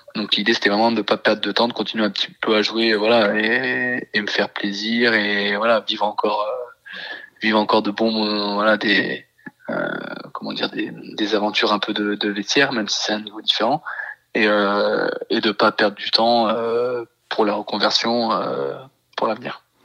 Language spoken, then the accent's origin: French; Isère, Auvergne-Rhône-Alpes, France; moved away as an adult; nous on est originaire de l'Isère avec ma femme